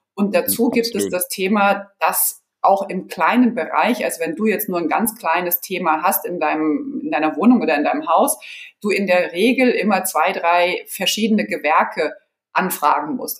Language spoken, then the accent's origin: German; Offenbach, Hesse, Germany; also born or lived in San Pédro, Côte d'Ivoire / Marseille, France / Frankfurt; Ich bin dann in mhm. Offenbach groß geworden